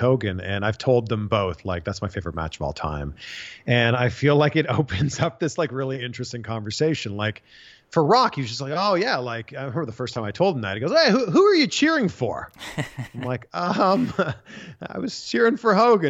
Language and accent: English; Canada; growing up in Canada, a lot of hockey on TV